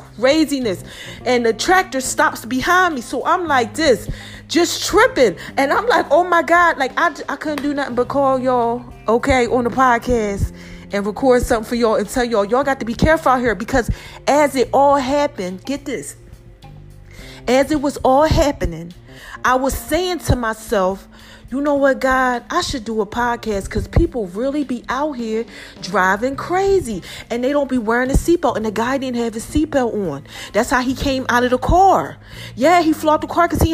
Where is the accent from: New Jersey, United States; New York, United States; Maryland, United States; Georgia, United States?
New Jersey, United States; now in Atlanta, United States; I'm from Jersey. They teach you how to do defensive driving up there.